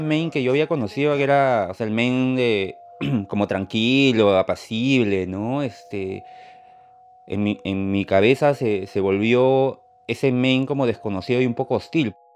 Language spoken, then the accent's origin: Spanish; Peru; moved away as an adult; also born or lived in Lima; now in Maine, United States; yo soy de Perú